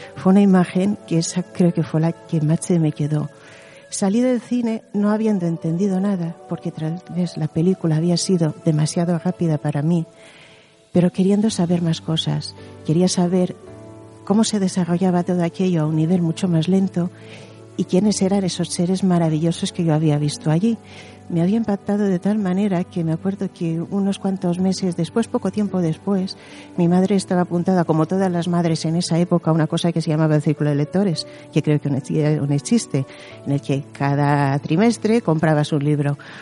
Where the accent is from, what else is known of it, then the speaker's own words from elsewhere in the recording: Mallorca, Balearic Islands, Spain; yo soy de Mallorca